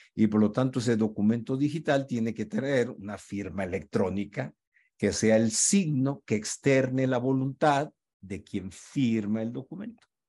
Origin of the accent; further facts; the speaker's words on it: Culiacán, Sinaloa, Mexico; moved away; also born or lived in Mexico City; he estado en Culiacán, mi tierra natal